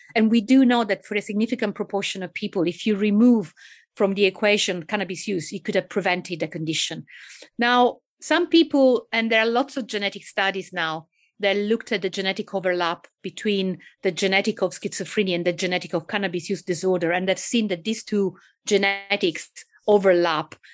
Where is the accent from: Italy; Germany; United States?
Italy; accent: Italian; English is a second language; moved away; I guess you can tell from my accent, not just my name, that I'm actually Italian.